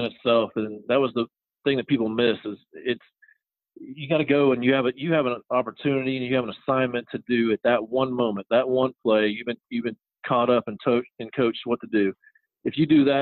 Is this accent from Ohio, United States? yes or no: yes; Troy, Ohio, United States; born or raised there; moved away as an adult; also born or lived in Louisville, Kentucky / Columbia, South Carolina; now in South Carolina, United States